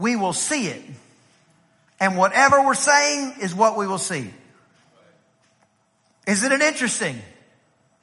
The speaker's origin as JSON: {"language": "English", "region": "East Texas", "country": "United States", "said": "I'm from East Texas"}